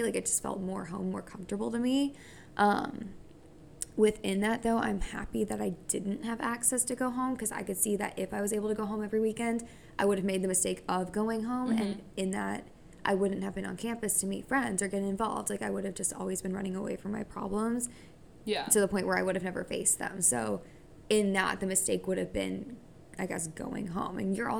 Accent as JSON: {"language": "English", "country": "United States", "said": "on paper, I'm American. I should be like everybody else"}